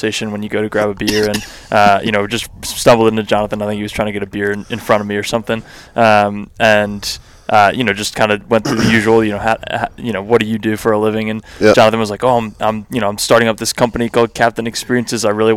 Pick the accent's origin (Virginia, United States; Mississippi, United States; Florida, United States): Virginia, United States; moved away as an adult; also born or lived in Maryland / Washington, D.C.; now in Austin, United States; I'm originally from the East Coast. I grew up in Virginia